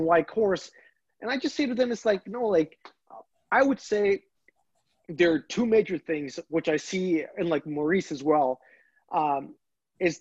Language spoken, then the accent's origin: English; Pakistan; now in Canada; originally I'm from Pakistan.